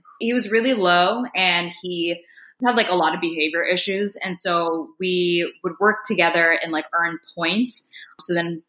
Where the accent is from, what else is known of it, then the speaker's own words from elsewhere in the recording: India; no, I'm Indian from India. My parents are from India, things like that.